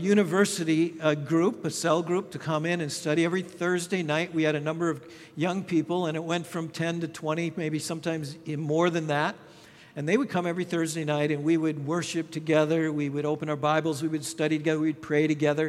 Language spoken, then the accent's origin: English; Minnesota, United States; moved away; also born or lived in Thailand; my home state of Minnesota